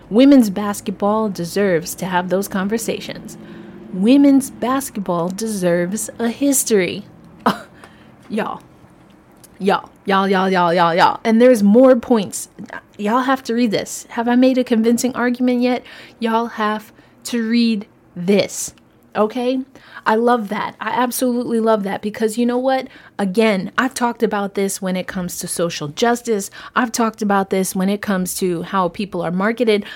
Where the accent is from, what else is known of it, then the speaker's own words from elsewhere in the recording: New York, United States; I'm a New Yorker.